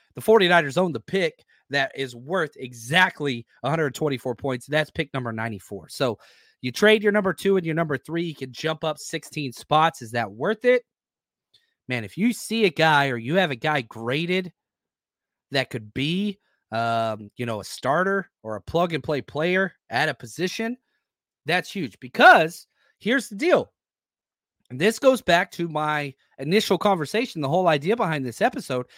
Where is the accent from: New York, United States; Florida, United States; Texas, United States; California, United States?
Texas, United States; I, I grew up in Texas